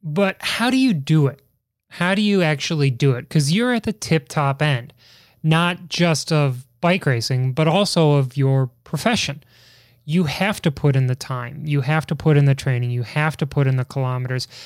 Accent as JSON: {"language": "English", "town": "Chicago", "region": "Illinois", "country": "United States", "accent": "Chicago", "moved": "yes", "lives_now": "Washington, D.C., United States", "said": "my terrible Chicago accent"}